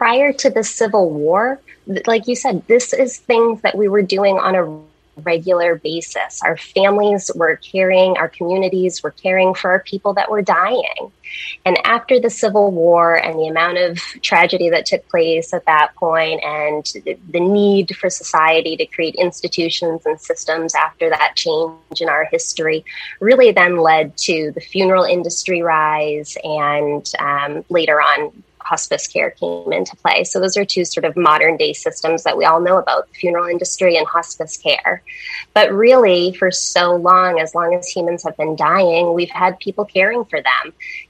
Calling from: Maine, United States; I'm in Maine, Eastern Maine.

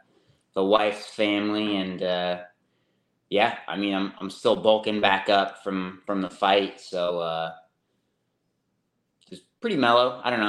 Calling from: Enumclaw, Washington, United States; Just home, Enumclaw. Good old Washington State. It's cold up here.

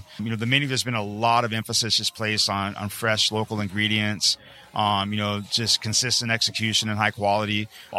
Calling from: Hawaii, United States

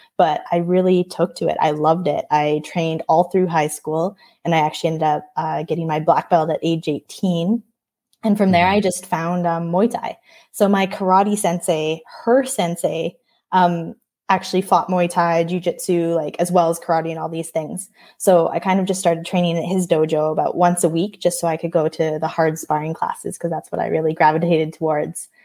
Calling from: Edmonton, Alberta, Canada; I'm calling from Edmonton, Alberta, Canada

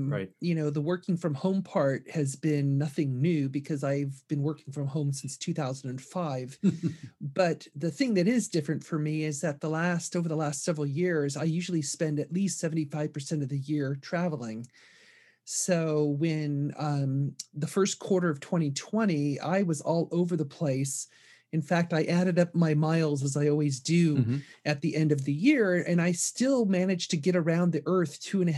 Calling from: Seattle, Washington, United States; I am calling in from Seattle.

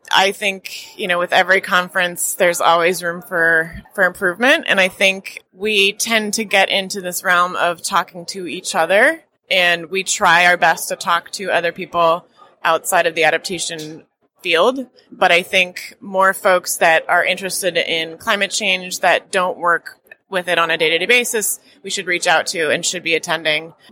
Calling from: Oakland, California, United States; Oakland, California, and I am a climate resilience and risk specialist and a personal resilience advocate.

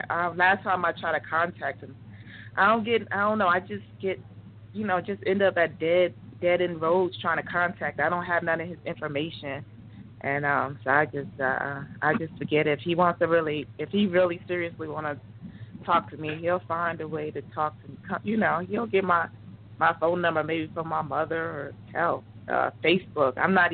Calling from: Georgia, United States; I'm calling from Georgia

